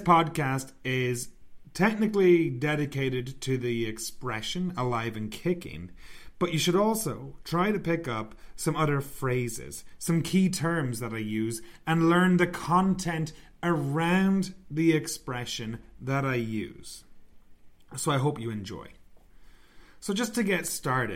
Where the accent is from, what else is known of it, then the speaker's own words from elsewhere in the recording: Ireland; I'm from Ireland